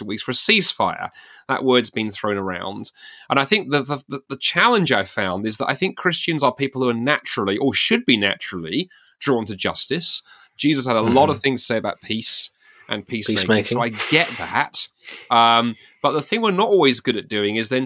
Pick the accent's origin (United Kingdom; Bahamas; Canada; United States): United Kingdom; as a Brit